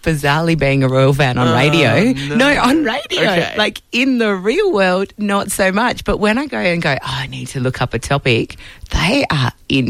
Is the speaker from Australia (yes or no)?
yes; Perth, Western Australia, Australia; I grew up really, really, really loving the Melbourne Cup. I'm from Perth.